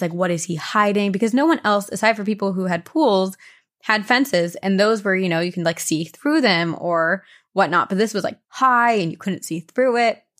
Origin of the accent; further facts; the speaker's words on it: New Jersey, United States; now in California, United States; And I grew up in New Jersey celebrating what was called Mischief Night.